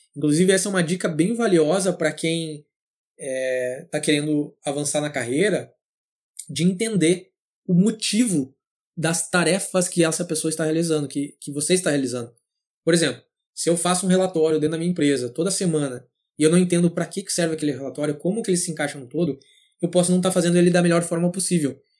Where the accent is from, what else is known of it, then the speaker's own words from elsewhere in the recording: São Leopoldo, Rio Grande do Sul, Brazil; nasci e cresci em São Léo, São Leopoldo, na verdade, no Rio Grande do Sul